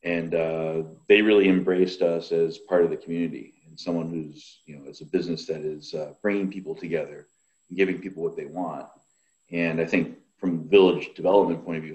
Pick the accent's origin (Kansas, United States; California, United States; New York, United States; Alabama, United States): New York, United States; now in Illinois, United States; I'm originally from New York State